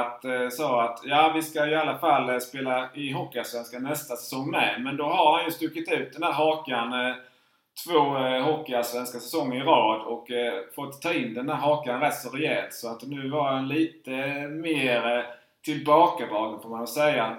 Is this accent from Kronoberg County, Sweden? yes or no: yes; Markaryd, Kronoberg County, Sweden; jag är ju uppväxt i Markaryd